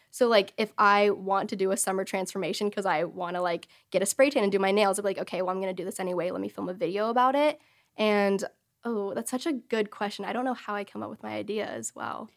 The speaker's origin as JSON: {"language": "English", "region": "Texas", "country": "United States", "tie": "born or raised there", "said": "I grew up in Texas all my life, in the same city, same house"}